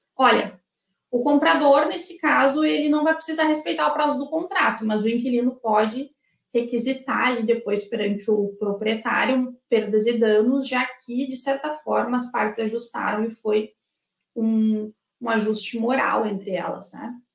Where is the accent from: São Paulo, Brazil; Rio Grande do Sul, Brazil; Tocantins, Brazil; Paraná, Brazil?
Rio Grande do Sul, Brazil; Eu sou aqui do Rio Grande do Sul